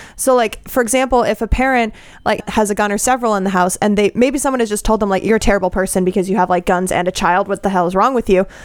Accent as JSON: {"language": "English", "region": "Colorado", "country": "United States", "said": "I come from Colorado"}